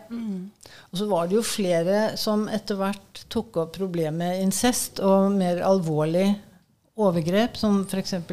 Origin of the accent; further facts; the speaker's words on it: Innlandet, Norway; Altså, jeg kom jo fra, fra Innlandet.